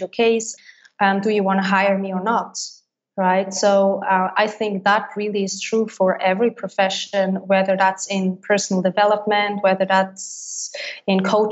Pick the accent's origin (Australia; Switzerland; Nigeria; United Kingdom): Switzerland; first language Swiss German; English is a second language; moved away as an adult; my native language, which is Swiss German.